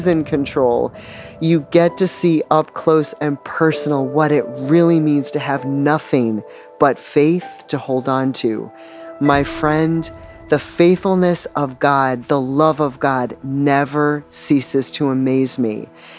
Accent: Northeast, United States; I'm from the Northeast originally, but in my lifetime have lived in all four corners of the continent and a few places in between.

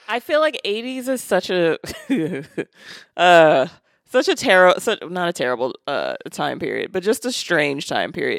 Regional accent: Maryland, United States; born or raised there

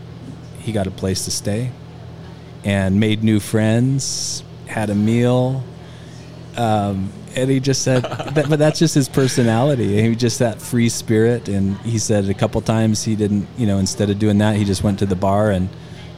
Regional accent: United States; from the United States

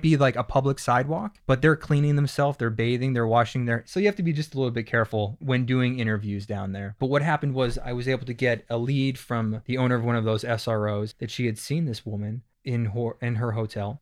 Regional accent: Pennsylvania, United States; moved away; I'm from Pennsylvania, and we kinda had this East Coast vibe thing going on

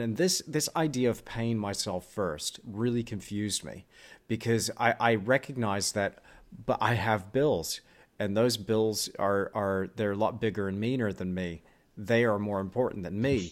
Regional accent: Perth, Western Australia, Australia; also born or lived in Austin, Texas / New Zealand; we moved to New Zealand when I was six years old. And then from there, when I was ten, we moved to Australia. And I grew up in Australia, lived there for twenty-two years. I was in Perth.

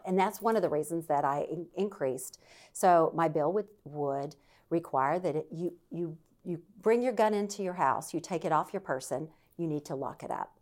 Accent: Deep South, United States; now in Virginia, United States; I'm from the Deep South. I grew up around guns.

